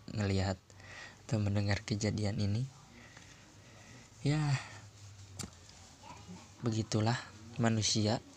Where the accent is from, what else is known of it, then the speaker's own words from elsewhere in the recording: West Java, Indonesia; gue selaku warga Jawa Barat juga gitu kan